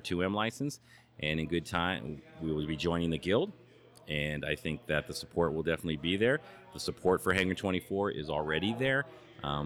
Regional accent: San Francisco, California, United States; moved away as an adult; now in Arizona, United States; I'm originally from San Francisco

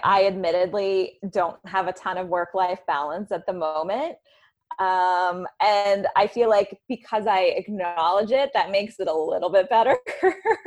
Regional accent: the South, United States; now in New York City, United States; I'm from the South originally

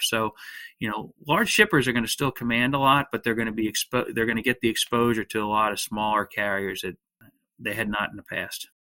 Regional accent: outside of Philadelphia, Pennsylvania, United States; I grew up uh, outside of Philadelphia, Pennsylvania

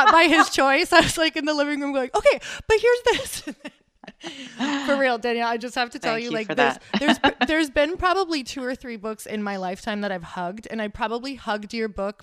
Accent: Midwest, United States; I'm from the Midwest.

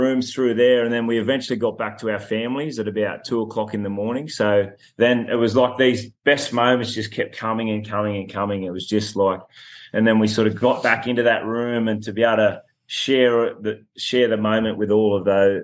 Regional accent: Dubbo, New South Wales, Australia; we actually had one of the games in my hometown in Dubbo at Apex Oval

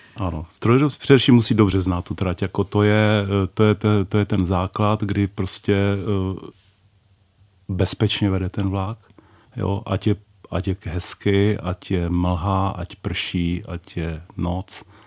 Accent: Moravian Wallachia, Czechia; moved away; jsem Valach původně

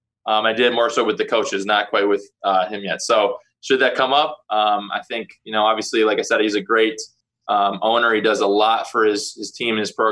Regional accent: Green Bay, Wisconsin, United States; growing up in Lambeau

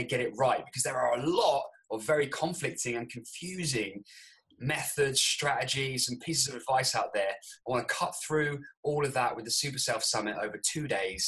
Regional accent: Andover, South East England, United Kingdom; also born or lived in New Zealand; I'm actually living in the town that I grew up in, and I call this place home. It's Andover in Hampshire

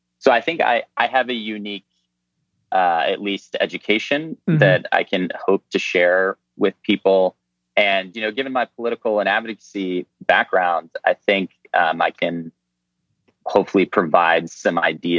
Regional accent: Midwest, United States; I'd always wanted to go to Alaska. I'd read books about Alaska growing up in the Midwest.

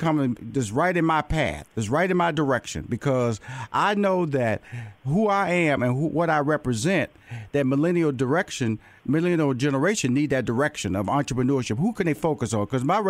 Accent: Houston, Texas, United States; I'm tell you where I'm from. I'm from Houston, Texas.

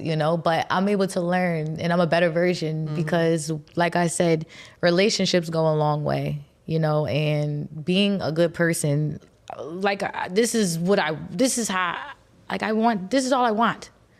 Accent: East Coast, United States; we're both from the East Coast

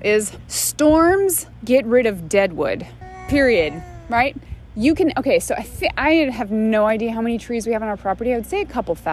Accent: Phoenix, Arizona, United States; moved away as an adult; now in Northeast, United States; I grew up in Phoenix

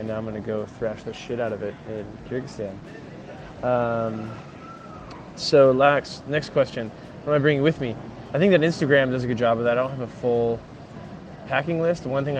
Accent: United States; moved away as an adult; now in Amsterdam, Netherlands; I'm an American. I live in Amsterdam.

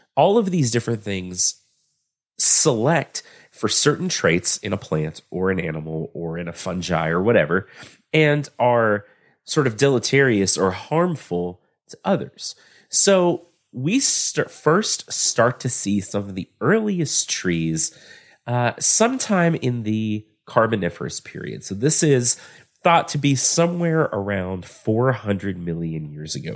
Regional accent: Texas, United States; I'm from Texas

